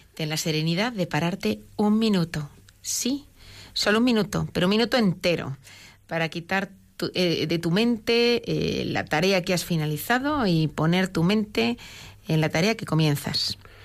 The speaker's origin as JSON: {"language": "Spanish", "town": "Madrid", "region": "Community of Madrid", "country": "Spain", "also_born_or_lived": "Barcelona area", "said": "yo soy madrileña, y viví un tiempo en Barcelona"}